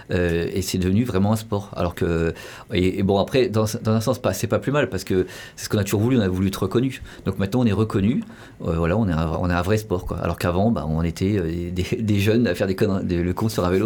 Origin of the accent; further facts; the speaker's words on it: Paris, Île-de-France, France; je suis de Paris, j'étais du des cités du 19e